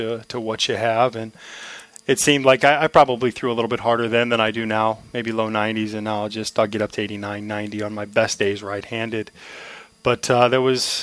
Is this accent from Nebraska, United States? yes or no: yes; Omaha, Nebraska, United States; growing up in Omaha